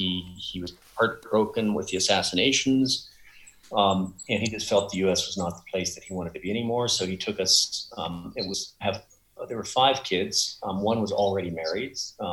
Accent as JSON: {"language": "English", "town": "Barstow", "region": "California", "country": "United States", "tie": "born or raised there", "moved": "yes", "said": "Yeah, I was born in Barstow in Southern California."}